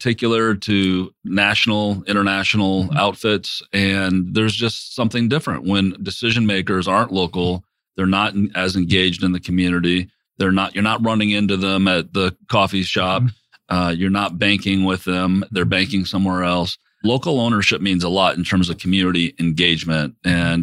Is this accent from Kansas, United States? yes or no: no; South Bend, Indiana, United States; moved away as an adult; also born or lived in Mishawaka, Indiana / Russia; I grew up in Northern Indiana in South Bend and Mishawaka